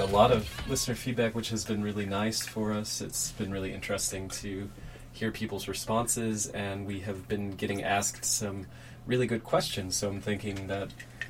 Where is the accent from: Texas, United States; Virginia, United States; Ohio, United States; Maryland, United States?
Ohio, United States; both Aragorn and I are from the Midwest. I grew up in Ohio. I spent most of my life near Cleveland, Ohio.